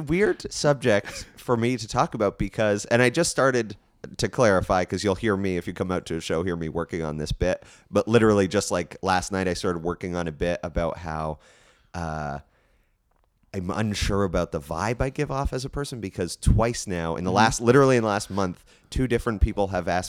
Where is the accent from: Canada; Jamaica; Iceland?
Canada; Hamilton, Ontario; I'm from Hamilton, I love Hamilton